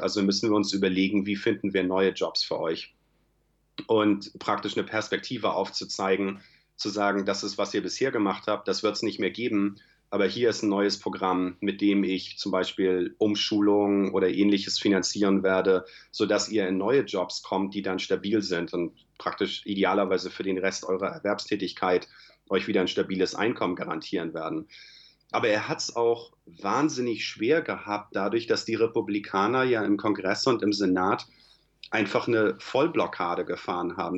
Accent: Germany; now in United States; Da ich ja nach wie vor deutscher Staatsbürger bin

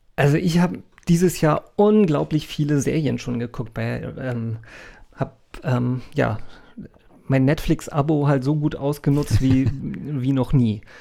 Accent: Hamburg, Germany; als Hamburger

